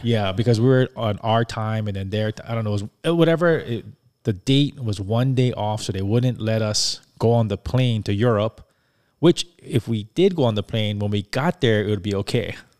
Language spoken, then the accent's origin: English; Hawaii, United States; since we're from Hawaii